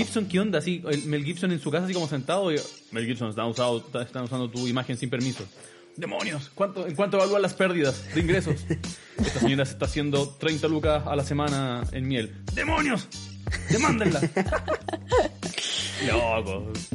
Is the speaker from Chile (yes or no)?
yes; Chile; Somos trolls los chilenos